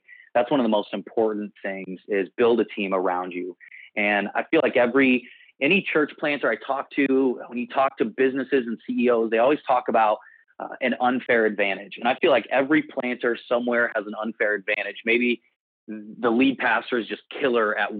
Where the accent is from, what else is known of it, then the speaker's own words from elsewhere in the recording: Central Illinois, United States; moved away as an adult; also born or lived in Rockford, Illinois / Austin, Texas; I'm originally from the Midwest, from Central Illinois. Grew up in cornfields and soybeans